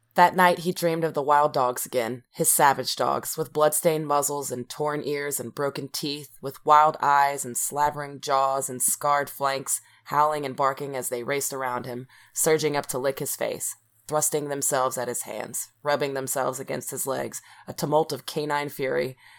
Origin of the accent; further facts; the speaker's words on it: South Louisiana, United States; I'm from South Louisiana where everything's got, like, a French twist on it